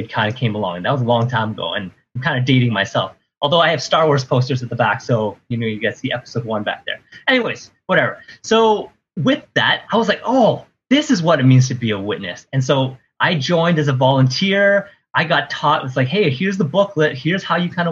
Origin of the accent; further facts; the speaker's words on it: Ottawa, Ontario, Canada; moved away; I grew up in Ottawa. I'm in Ottawa right now visiting my parents.